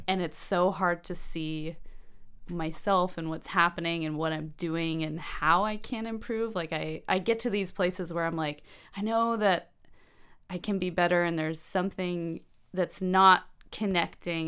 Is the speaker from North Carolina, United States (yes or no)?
yes; Asheville, North Carolina, United States; moved away as an adult; also born or lived in Virginia Beach, Virginia / Weaverville, North Carolina; now in Bellingham, United States; I'm from Asheville